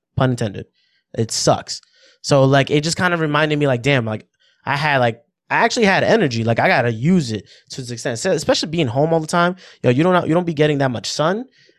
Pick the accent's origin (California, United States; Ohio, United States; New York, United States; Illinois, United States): New York, United States; New York City; as a New Yorker